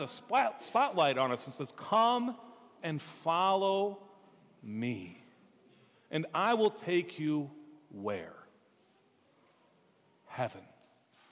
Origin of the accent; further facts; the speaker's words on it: Minnesota, United States; I'm from Minnesota